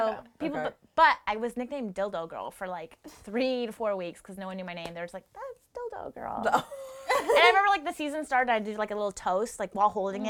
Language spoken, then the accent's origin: English; Washington, United States; moved away; also born or lived in San Diego; I'm from Washington, so Washington is very progressive, liberal.